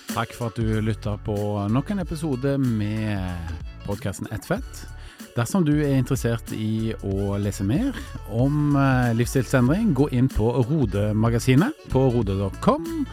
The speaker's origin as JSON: {"language": "Norwegian", "town": "Stavanger", "region": "Rogaland", "country": "Norway", "moved": "yes", "lives_now": "Oslo, Norway", "said": "jeg kommer jo opprinnelig fra Stavanger, bor i Oslo."}